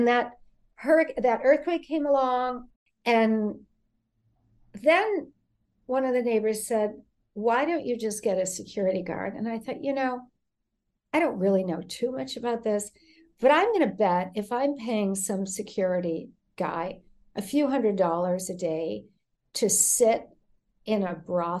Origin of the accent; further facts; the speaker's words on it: Connecticut, United States; She was from Connecticut. I'm from Connecticut. Nobody's saying a word.